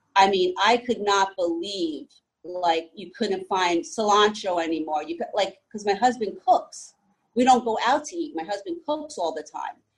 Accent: New Jersey, United States; also born or lived in Texas / Florida; I was born and raised here in New Jersey

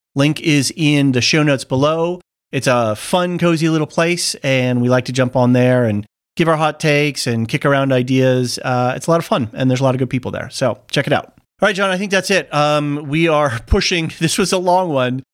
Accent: United States; also born or lived in Sydney, Australia; as an American

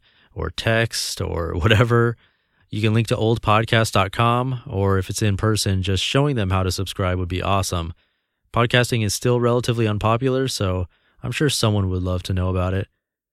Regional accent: California, United States; I was born in California and grew up with what I felt was a normal upbringing with normal values.

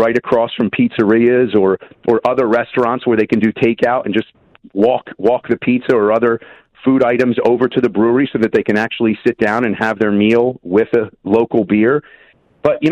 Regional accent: Philadelphia, Pennsylvania, United States; I'm from the Philadelphia area where it's king of the soft pretzel

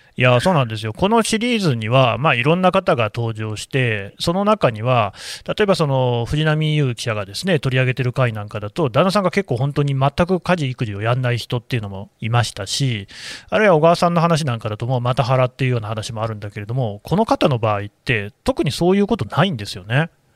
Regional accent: Nagoya, Aichi, Japan; 名古屋の出身だもんだね

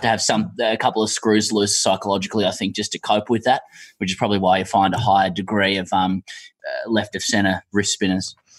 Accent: Ryde, New South Wales, Australia; also born or lived in Hunters Hill; I grew up in Ryde and then we sort of later moved to Hunters Hill

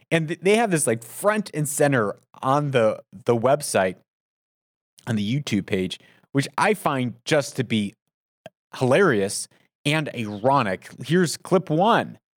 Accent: United States; also born or lived in Middle East; as an American

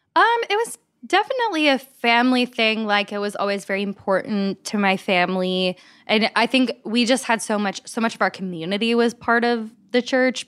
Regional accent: Kentucky, United States; I'm from Kentucky, so I grew up in the Bible Belt, right next to Asbury College.

